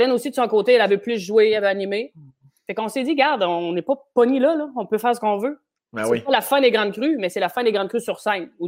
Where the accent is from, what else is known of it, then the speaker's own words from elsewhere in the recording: Gaspé, Quebec, Canada; Puis moi, c'est vraiment quand je suis parti de Gaspé avec mes pénates, c'était ça que je voulais faire, un show solo.